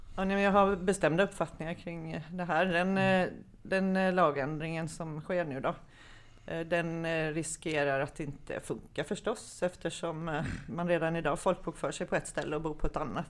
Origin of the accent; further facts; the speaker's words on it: Kalmar, Kalmar County, Sweden; moved away as an adult; also born or lived in Märsta; now in Södertälje, Sweden; jag är född och uppvuxen i Kalmar